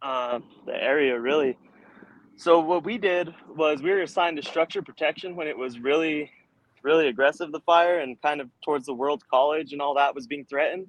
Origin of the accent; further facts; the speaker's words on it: Santa Fe, New Mexico, United States; I grew up here in Santa Fe, New Mexico. Born and raised